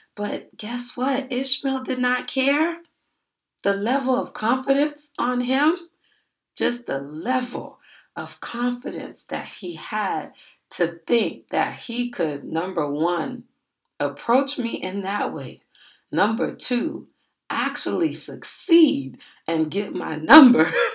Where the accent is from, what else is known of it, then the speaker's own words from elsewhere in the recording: Miami, Florida, United States; I told him that I was from Miami.